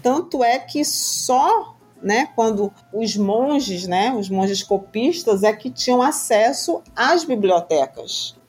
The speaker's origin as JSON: {"language": "Portuguese", "country": "Brazil", "said": "enquanto brasileira"}